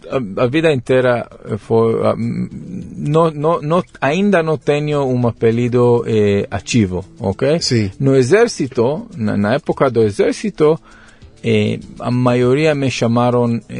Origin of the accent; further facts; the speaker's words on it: Modi'in, Central District, Israel; Portuguese is a second language; moved away as an adult; also born or lived in Netanya, Israel; now in São Paulo, Brazil; Nasci em Israel. Mas em, em, em Tel Aviv? Onde? Em Modi'in, ou em Netanya, na verdade, Sim. uma cidade na, no costo de Israel, um hum. pouco norte de Tel Aviv. Sim. Mas a maioria da minha vida pass, eh, passou em Modi'in